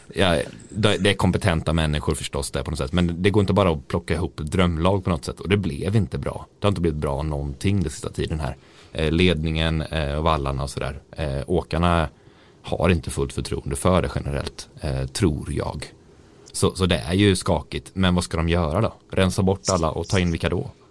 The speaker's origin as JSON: {"language": "Swedish", "country": "Sweden", "said": "jag var liksom enda svensk"}